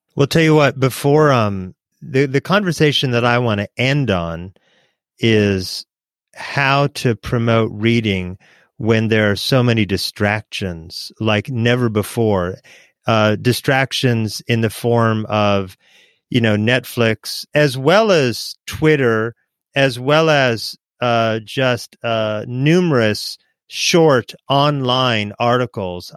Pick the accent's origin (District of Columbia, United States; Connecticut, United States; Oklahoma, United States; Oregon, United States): Oregon, United States; I was growing up in Oregon with my mom